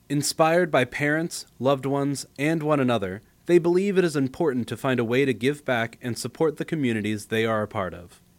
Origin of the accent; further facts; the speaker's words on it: South Carolina, United States; I'm from South Carolina, so I try to go somewhere or find something that I can do before I like throw down on some food to give back to people who are less fortunate.